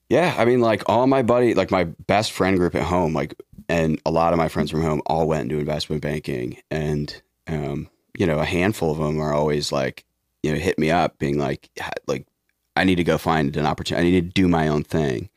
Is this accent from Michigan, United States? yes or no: yes; Detroit, Michigan, United States; I'm from Detroit